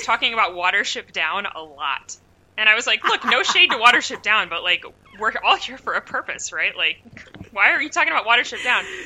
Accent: United States; I have Norwegian heritage, but I'm just American

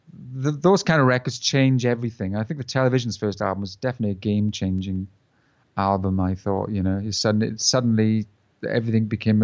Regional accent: South Wales, United Kingdom; We're from South Wales

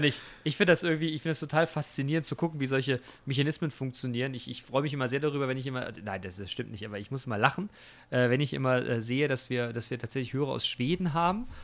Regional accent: Germany; bei uns in Deutschland

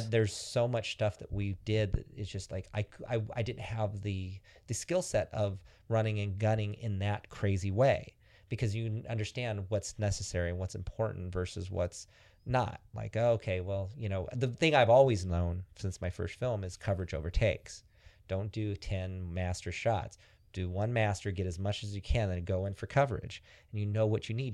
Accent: Antioch, California, United States; I'm from, from Antioch, a town in Northern California

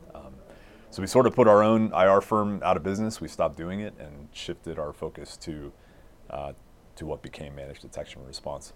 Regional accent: Littleton, Colorado, United States; I grew up in Littleton.

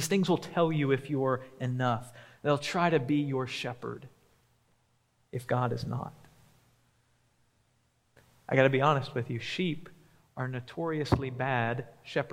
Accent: Memphis, Tennessee, United States; now in Huntsville, United States; growing up in Memphis

